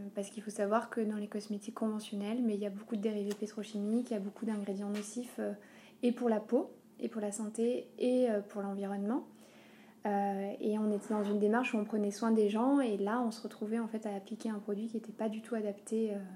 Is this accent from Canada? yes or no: no; Aurillac, Auvergne-Rhône-Alpes, France; je suis, je suis d'Auvergne, je suis d'Aurillac.